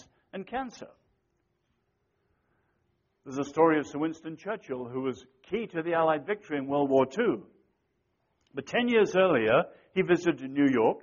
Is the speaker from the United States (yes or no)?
no; China; I was born in China